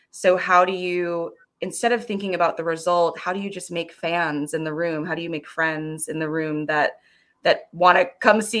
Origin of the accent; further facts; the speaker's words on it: Florida, United States; also born or lived in Frankfurt / California; i was born in um, west germany in frankfurt on us air force base we moved to florida where um, we spent a significant amount of time and then we moved out to California for a while.